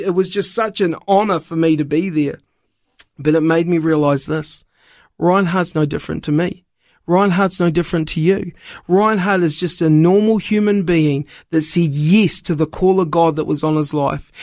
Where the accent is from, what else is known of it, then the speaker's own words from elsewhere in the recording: New Zealand; moved away; also born or lived in Wollongong, Australia; I was born in New Zealand